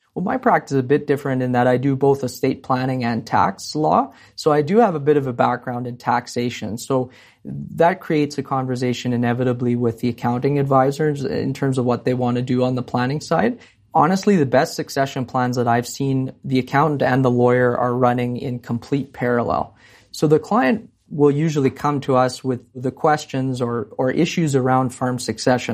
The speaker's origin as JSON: {"language": "English", "town": "Morden", "region": "Manitoba", "country": "Canada", "tie": "born or raised there", "moved": "yes", "lives_now": "Calgary, Canada", "said": "originally from Morden, Manitoba. So a little town in southern Manitoba, and I, I grew up on a cattle and grain farm there"}